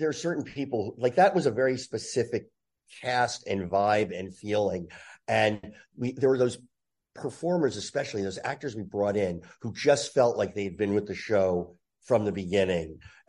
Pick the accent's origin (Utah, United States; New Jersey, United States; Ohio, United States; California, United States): New Jersey, United States; I grew up in Jersey.